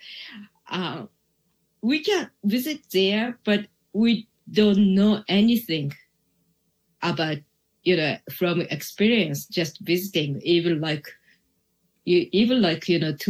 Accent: Japan; English is a second language; I was born in Japan and I was grow up in here

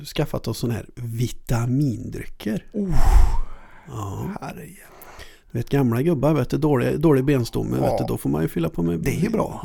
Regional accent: between Halleberg and Hunneberg, Västra Götaland, Sweden; jag är uppvuxen mellan eh, Halle och Hunneberg

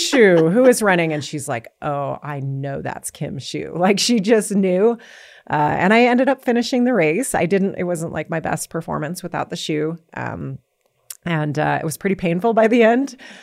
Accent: San Jose, California, United States; Well, I grew up in San Jose, California.

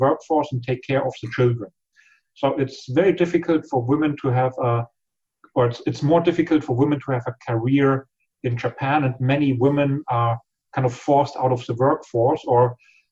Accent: Germany; We Germans

